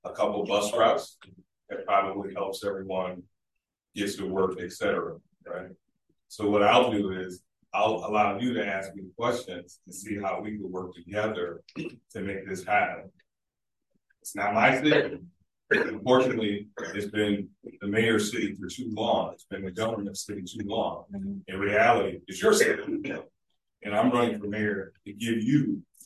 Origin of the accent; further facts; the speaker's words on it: Niagara Falls, New York, United States; Born and raised in Niagara Falls